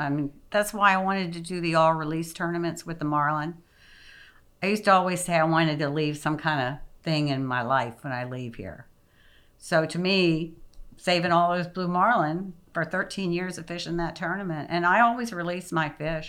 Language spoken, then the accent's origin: English; United States; moved away; also born or lived in Florida Keys / Alaska; I grew up in the Carolinas and Virginia.